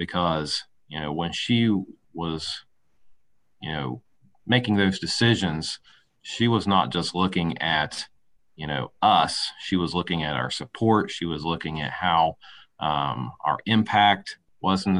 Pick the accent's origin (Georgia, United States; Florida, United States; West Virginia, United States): West Virginia, United States; I'm born and raised in West Virginia.